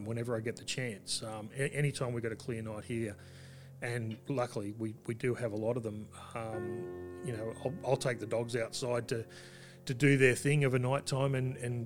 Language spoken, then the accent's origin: English; Australia; we're both Australian